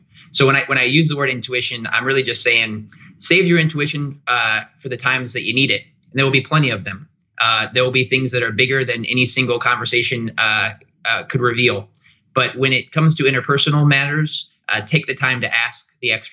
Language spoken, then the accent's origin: English; Goshen, Indiana, United States; I hail from Goshen, Indiana, which is about 3 hours north of Indianapolis, but I've lived in Indy for nearly a decade